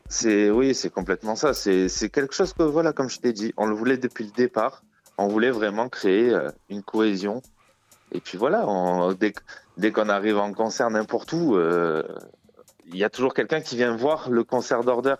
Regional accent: France; on est français

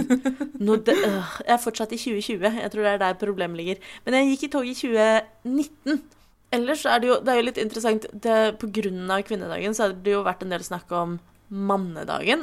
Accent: Oslo, Norway; jeg er jo fra Oslo

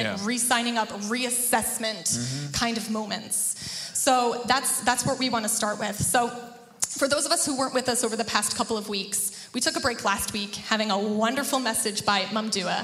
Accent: New Jersey, United States; I grew up in New Jersey, the land of diner coffee

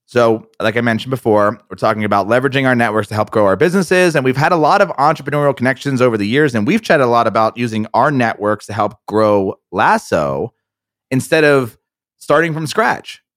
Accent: New Jersey, United States; we're both from New Jersey

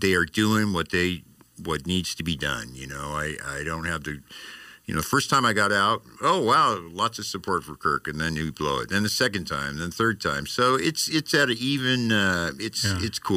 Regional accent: Hawaii, United States; I'm Hawaiian

